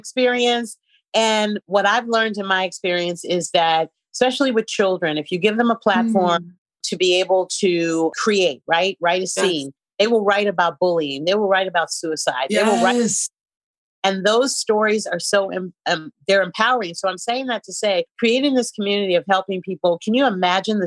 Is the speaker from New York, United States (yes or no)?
no; San Francisco, California, United States; moved away; I'm from San Francisco